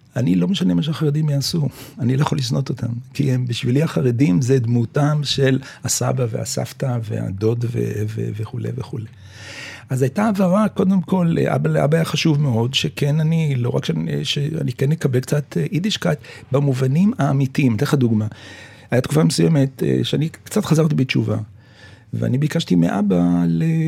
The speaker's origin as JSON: {"language": "Hebrew", "town": "Jerusalem", "region": "Jerusalem District", "country": "Israel", "tie": "born or raised there", "said": "אני גרתי בירושלים, נולדתי בירושלים, אה, סמוך בשכונת, אה, שהיום נקראת שכונת הבוכרים"}